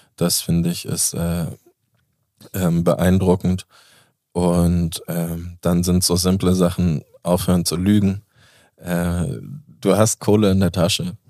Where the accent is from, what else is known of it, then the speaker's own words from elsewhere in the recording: Föhr, Schleswig-Holstein, Germany; now in Hamburg, Germany; wo ich groß geworden bin. In Föhring.